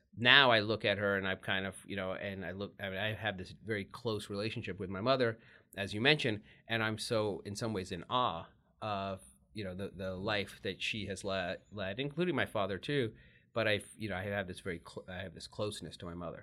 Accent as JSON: {"language": "English", "region": "Texas", "country": "United States", "tie": "born or raised there", "said": "in the eighties when you're growing up in Texas"}